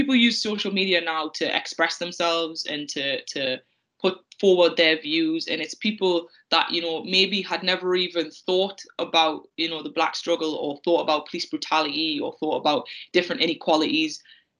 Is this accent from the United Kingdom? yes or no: yes; the Northeast, North East England, United Kingdom; growing up in the Northeast in the early 2000s